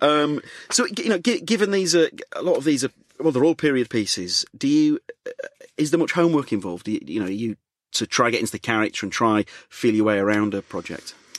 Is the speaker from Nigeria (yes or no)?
no; Leeds, Yorkshire and the Humber, United Kingdom; moved away as an adult; now in London, United Kingdom; I'm from Leeds